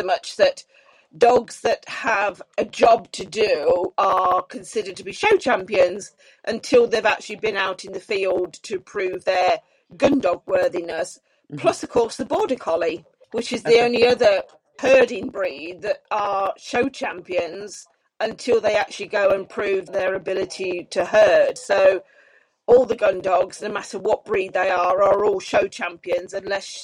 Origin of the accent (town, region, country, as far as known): United Kingdom